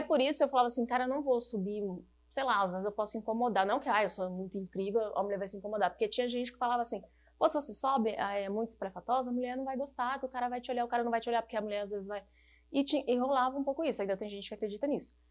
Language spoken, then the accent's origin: Portuguese; Paraná, Brazil; also born or lived in São Paulo; now in Curitiba, Brazil; eu sou paranaense